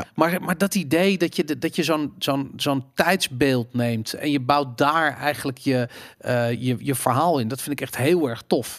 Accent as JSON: {"language": "Dutch", "town": "Amsterdam", "region": "North Holland", "country": "Netherlands", "tie": "born or raised there", "said": "ik ben opgegroeid in Amsterdam in de jaren 80"}